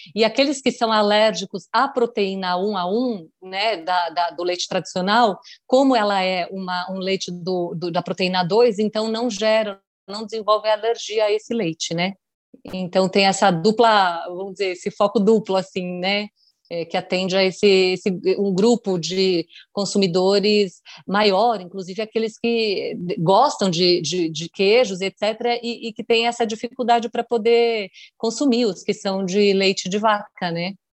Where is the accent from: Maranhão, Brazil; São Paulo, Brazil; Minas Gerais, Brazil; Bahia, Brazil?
São Paulo, Brazil; Bocaina; Então é lá onde nós nascemos, onde eu fui criada a vida toda, onde a minha mãe, inclusive, ainda mora